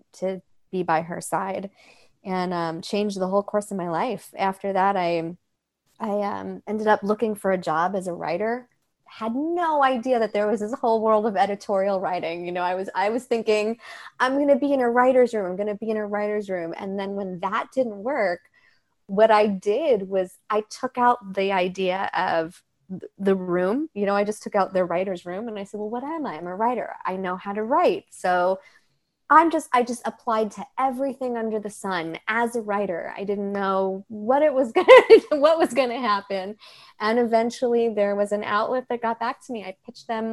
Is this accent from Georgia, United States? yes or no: no; New York, United States; I grew up in New York